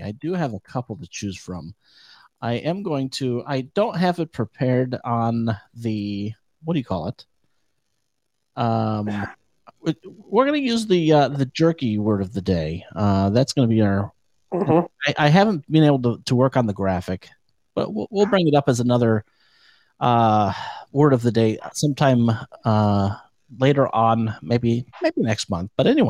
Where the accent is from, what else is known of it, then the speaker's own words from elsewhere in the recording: California, United States; my home state of California.